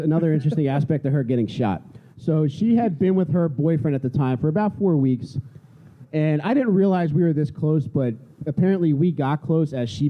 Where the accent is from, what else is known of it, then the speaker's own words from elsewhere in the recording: Upper Darby, Pennsylvania, United States; I grew up in Upper Darby, Pennsylvania.